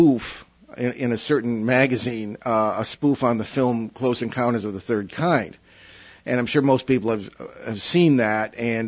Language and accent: English; Hartford, Connecticut, United States; I was born in 1953, of course, the year after all this supposed it was going on. And I was born in Hartford, Connecticut